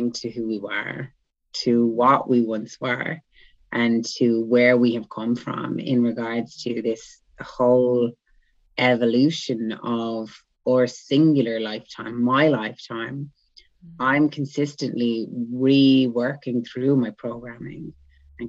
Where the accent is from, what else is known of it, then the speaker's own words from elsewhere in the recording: Ireland; first language English; moved away; also born or lived in Ibiza; I'm from Ireland. I live in Ibiza, actually. Well, I'm in Ireland now.